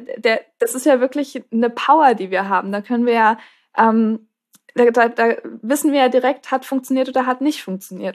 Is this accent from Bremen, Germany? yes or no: no; Marburg, Hesse, Germany; ich komme auch aus Marburg